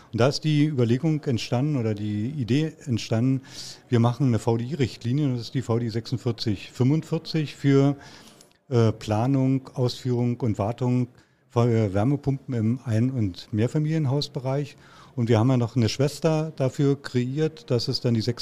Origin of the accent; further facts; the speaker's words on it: Brandenburg an der Havel, Brandenburg, Germany; born there; gebürtig in der Stadt Brandenburg an der Havel, das ist also im Land Brandenburg. Für diejenigen, die es nicht wissen, das war früher der Osten.